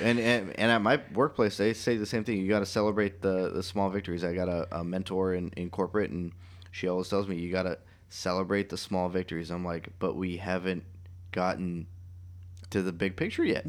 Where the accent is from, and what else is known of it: United States